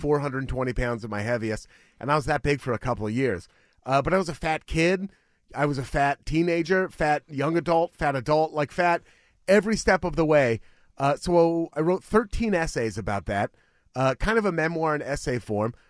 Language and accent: English; Beaverton, Oregon, United States; Beaverton is the city where I was, unincorporated Washington County